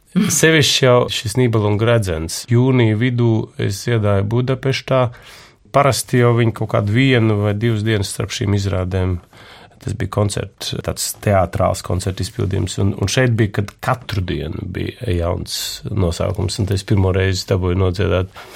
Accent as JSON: {"language": "Latvian", "country": "Latvia"}